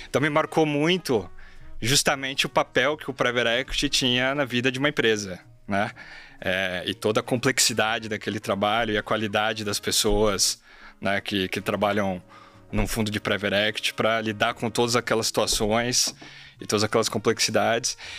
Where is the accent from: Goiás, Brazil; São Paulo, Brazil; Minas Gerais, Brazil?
São Paulo, Brazil; São Bernardo do Campo; eu nasci e cresci em São Bernardo do Campo, né, no ABC Paulista